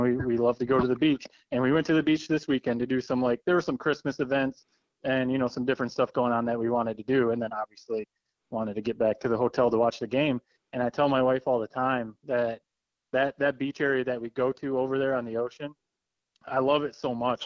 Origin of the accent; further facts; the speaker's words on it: Corunna, Michigan, United States; moved away as an adult; also born or lived in Grand Rapids, Michigan / Connecticut; now in Charlotte, United States; go back to my hometown